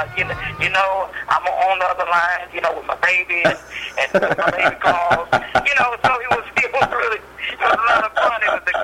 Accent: Oakland, California, United States; as we're all from Oakland.

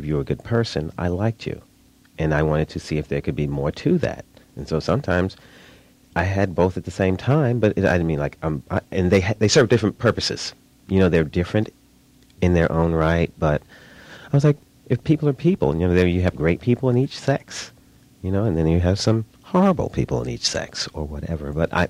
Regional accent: New York, United States; I'm from New York, you know, we're out here on the West Coast

